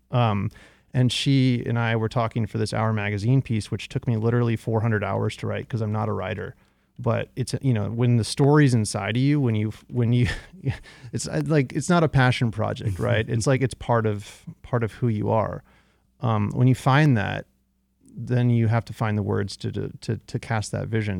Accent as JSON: {"language": "English", "area": "outside of San Francisco", "region": "California", "country": "United States", "tie": "born or raised there", "moved": "yes", "lives_now": "Detroit, United States", "said": "when I was raised in California, my parents bought their house in nineteen eighty-four, way before the tech boom, outside of San Francisco."}